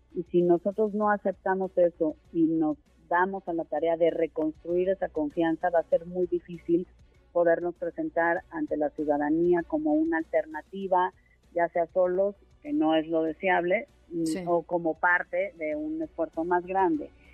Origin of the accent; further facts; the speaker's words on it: Mexico; como mexicanos